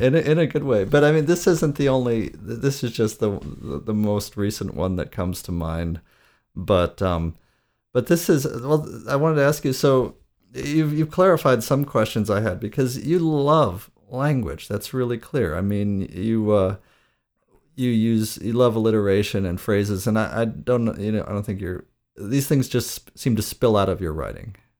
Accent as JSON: {"language": "English", "region": "Great Lakes", "country": "United States", "accent": "Great Lakes", "said": "my accent is, is Great Lakes region"}